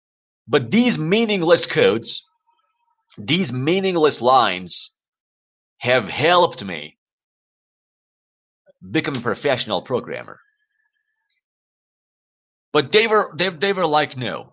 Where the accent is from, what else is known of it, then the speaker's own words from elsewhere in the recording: Iran; English is a second language; my country, Iran